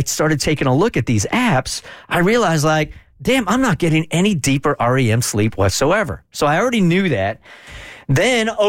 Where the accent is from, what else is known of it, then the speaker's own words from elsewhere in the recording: California, United States; when I grew up in California, as an undersized kid